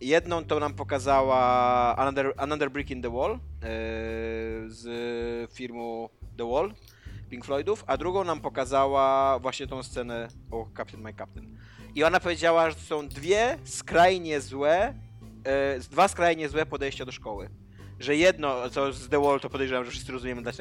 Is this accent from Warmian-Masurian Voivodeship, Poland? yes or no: yes; Warmian-Masurian Voivodeship, Poland; na terenach, e, z których ja pochodzę i z, których, z którymi się dosyć czuję związany, z Wariowymi Mazurami